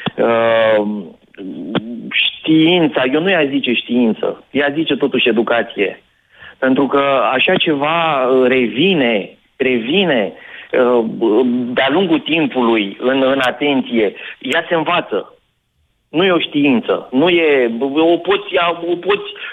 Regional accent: Oltenia, Romania; sunt oltean

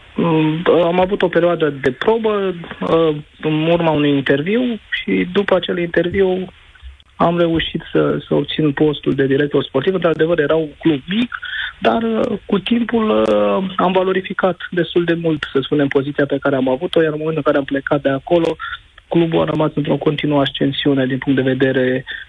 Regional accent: Romania; moved away; also born or lived in London, United Kingdom; din România

